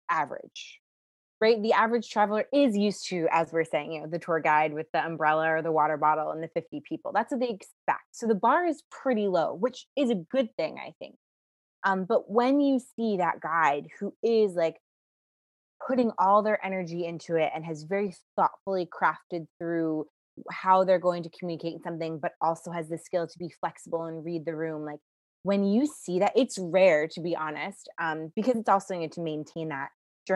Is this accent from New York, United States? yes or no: yes; New York City, New York, United States; I'm from New York City.